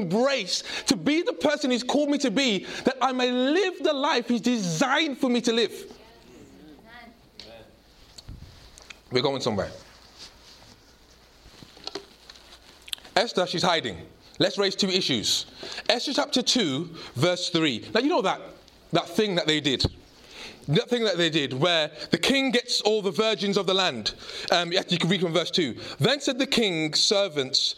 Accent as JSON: {"language": "English", "country": "United Kingdom", "tie": "born or raised there", "said": "I grew up in a British home. But my grandparents emigrated from Jamaica. And even though I'm very British"}